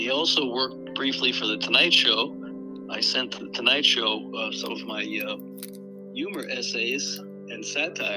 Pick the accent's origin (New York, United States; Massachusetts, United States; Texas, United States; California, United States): New York, United States; New York City; also born or lived in Albany, New York; I'm from Park Chester in the Bronx